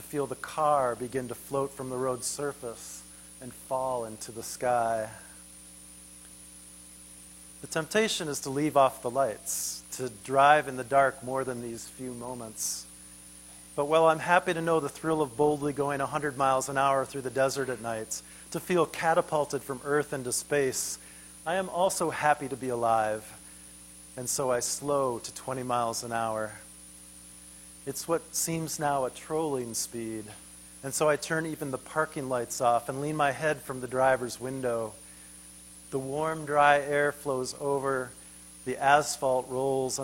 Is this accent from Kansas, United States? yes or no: no; Minneapolis, Minnesota, United States; my hometown of Minneapolis